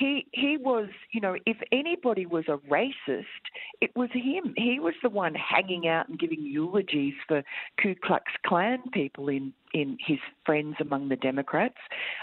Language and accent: English; Tokyo, Japan; I grew up in Tokyo, in Japan, and that is a racist country. I mean, I love it. I love Tokyo and I love Japanese people.